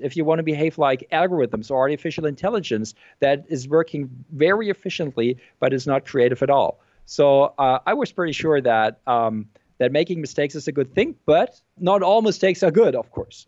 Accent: Germany; also born or lived in Berkeley, United States / Frankfurt, Germany; I am from Germany.

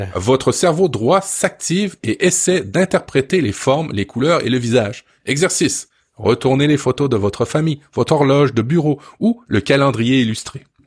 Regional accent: France; moved away; quand j'étais jeune en France

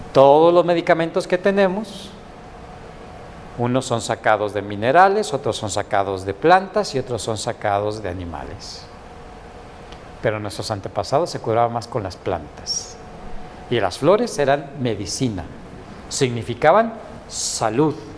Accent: Mexico; somos bien mexicanos y bien guadalupanos

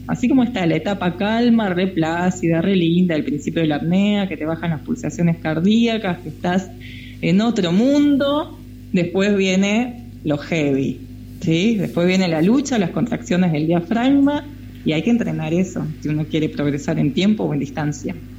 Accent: Río Colorado, Río Negro, Argentina; moved away as an adult; Yo era nadadora en Río Colorado, en la provincia de Río Negro, mi pueblo, nací allá, viví hasta los 18 años

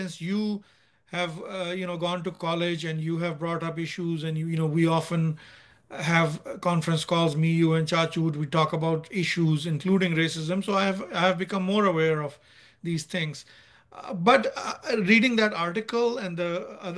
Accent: Nigeria; moved away as an adult; now in United States; when we were growing up in Nigeria, because I was in Nigeria until O-levels or 10th grade. So I left Nigeria. No, sorry, what am I saying? A-level. So I left Nigeria at the age of 18. I was there from the age of 4 to the age of 18

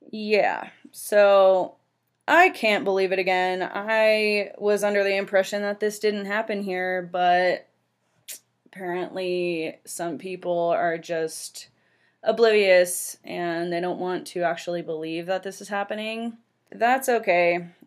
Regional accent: San Francisco Bay Area, California, United States; I was born and raised in the San Francisco Bay Area and worked at a grocery store for almost 10 years.

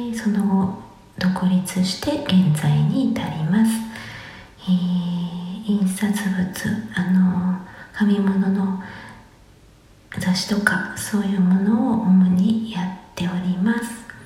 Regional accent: Musashino, Tokyo, Japan; 生まれ育ちが、東京武蔵野市という

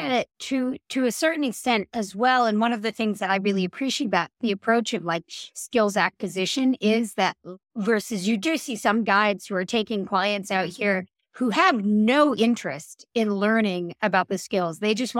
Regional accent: Northeastern US, United States; And then the other thing is that I come from the Northeastern US.

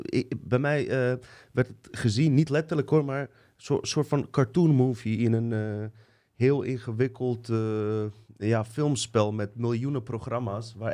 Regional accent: Bosnia & Herzegovina; ik kom uit Bosnië.

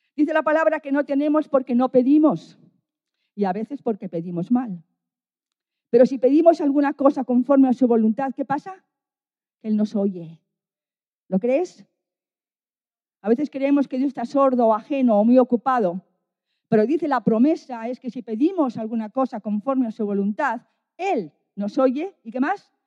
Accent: Bilbao, Basque Country, Spain; now in Valladolid, Spain; Yo estoy en Valladolid y soy de Bilbao.

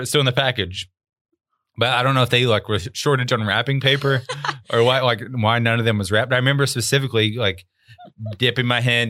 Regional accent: Arkansas, United States; I grew up in Arkansas in a trailer and double wide most of my life.

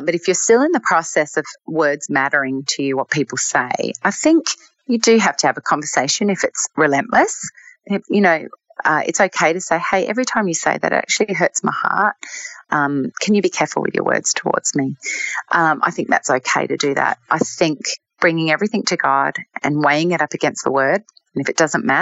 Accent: Australia; moved away; being Australian, I mean, I don't live in Australia anymore

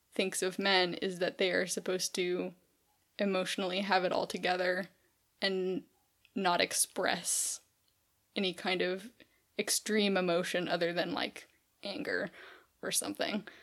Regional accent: California, United States; growing up in California, we didn't eat in a cafeteria ever

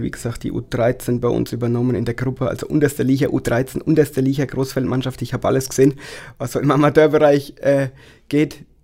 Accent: Wattmannsroth, Bavaria, Germany; Nein, ich komme aus Wattmannsroth, Daniel aus Neustadt.

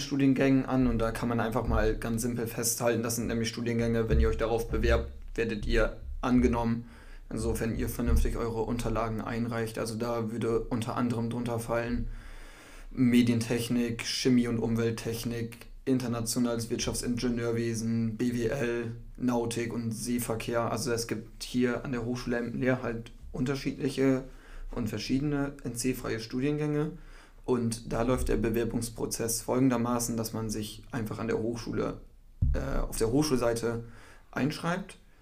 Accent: Cloppenburg area, Lower Saxony, Germany; moved away as an adult; now in Emden, Germany; ich komme aus dem Kloppenburger Raum und bin vor einem Jahr nach Emden gezogen

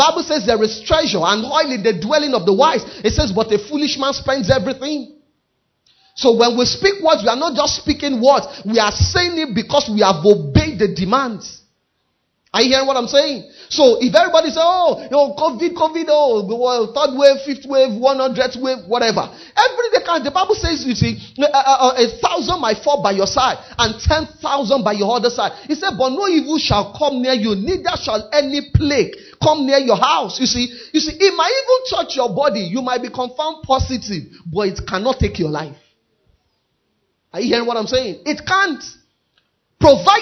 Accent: Nigeria; even though I'm a Nigerian, I'm first a kingdom citizen. I may be in Nigeria

